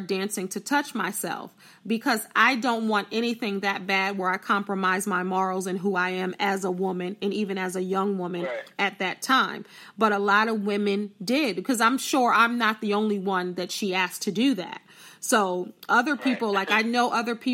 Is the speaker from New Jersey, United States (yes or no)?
yes; New Jersey, United States; I'm from South Jersey